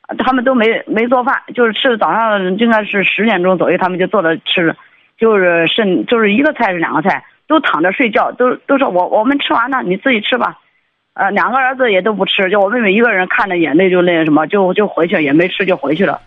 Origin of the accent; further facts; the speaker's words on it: southern China, China; now in Beijing, China; 在北京，我都是那个南方人